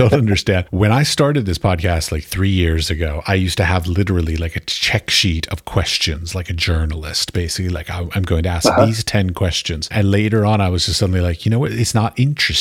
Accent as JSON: {"language": "English", "town": "Washington", "region": "District of Columbia", "country": "United States", "tie": "born or raised there", "said": "I was raised in Washington, D.C."}